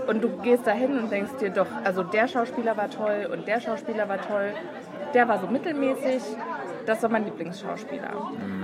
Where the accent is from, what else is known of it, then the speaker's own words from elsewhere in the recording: south of Frankfurt, Hesse, Germany; Wir kommen aus Hessen.